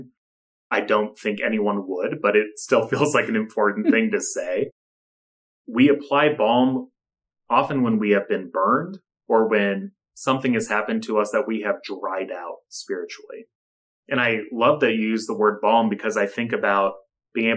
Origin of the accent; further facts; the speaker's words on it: United States; as an American Latter-day Saint living today